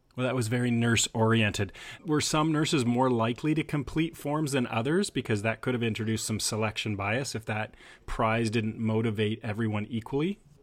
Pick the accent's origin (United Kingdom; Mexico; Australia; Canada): Canada; as a Canadian